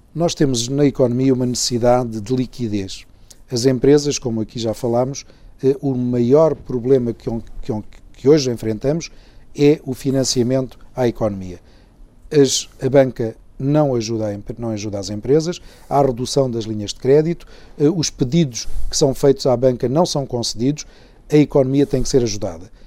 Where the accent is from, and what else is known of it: Portugal